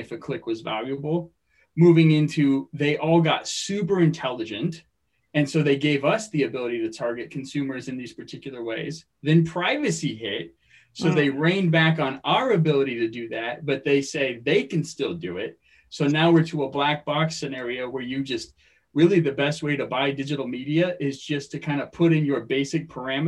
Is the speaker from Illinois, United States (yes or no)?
no; Phoenix, Arizona, United States; moved away as an adult; also born or lived in Stillwater, Oklahoma / California; now in Long Beach, United States; I grew up in Phoenix, Arizona